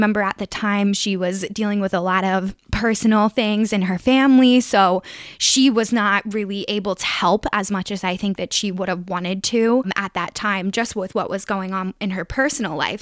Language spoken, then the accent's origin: English; greater Philadelphia area, Pennsylvania, United States; moved away as an adult; also born or lived in Harrisonburg; if I was doing this at home, you know, maybe I could call my grandfather. I, like, I know people in the greater Philadelphia area